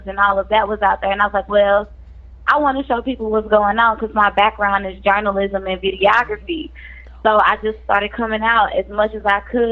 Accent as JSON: {"language": "English", "town": "Jennings", "region": "Missouri", "country": "United States", "tie": "born or raised there", "said": "I grew up in Jennings"}